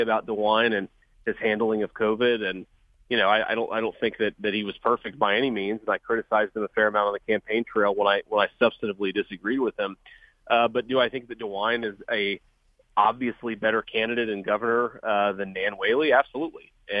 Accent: Ohio, United States; I was born and raised in Ohio. I've grown up here my whole life

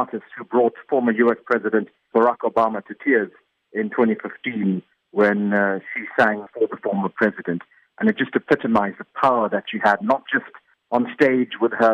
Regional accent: Durban, KwaZulu-Natal, South Africa; growing up in Overport as a youngster with my parents and friends

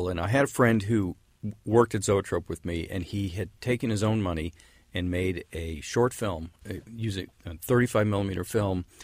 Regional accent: San Francisco, California, United States; because I grew up in San Francisco and it was the '60s

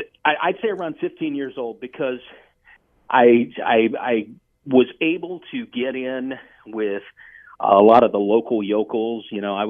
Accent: Virginia, United States; I've always considered myself kind of a northern southerner. I grew up in Virginia. Mm-hmm. I'm German-Italian. The side of the family that I know is from Brooklyn, New York. So as a kid growing up in the 70s

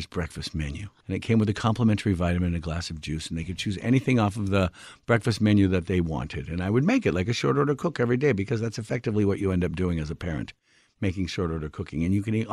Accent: Washington, United States; I grew up in Washington State.

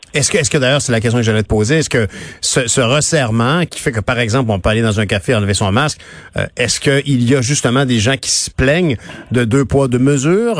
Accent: Quebec, Canada; on est des Nord-Américains, mais profondément, on est attaché à la France, à nos cousins français.

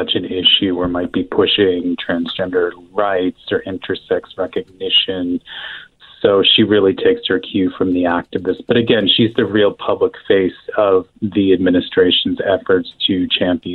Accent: Ohio, United States; also born or lived in Germany / Florida; Ohio, but Germany before

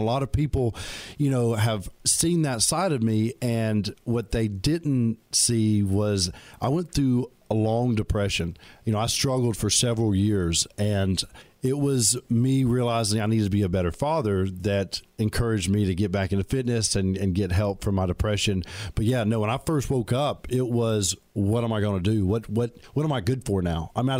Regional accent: Alabama, United States; I'm from Alabama.

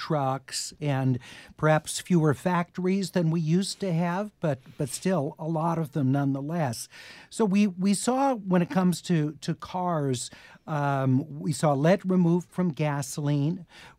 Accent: Los Angeles, California, United States; my own experiences growing up in the 1960s and 70s in Los Angeles with terrible air quality.

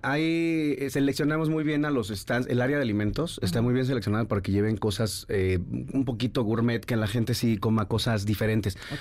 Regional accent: Mexico; siendo mexicanos

